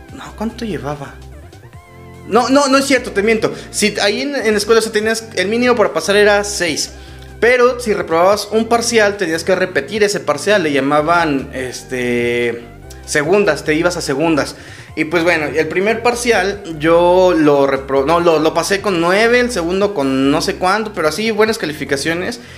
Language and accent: Spanish; Mexico; en México, en mi país